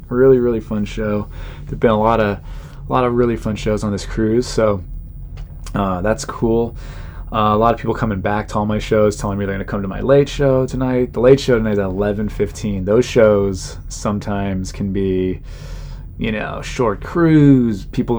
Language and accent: English; Southern California, United States; I'm from Southern California and my parents are still alive and they still live there